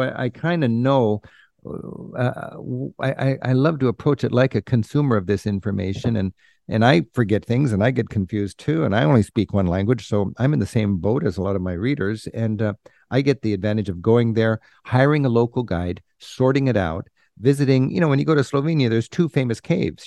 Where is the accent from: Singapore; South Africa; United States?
United States; growing up in the United States without the benefit of travel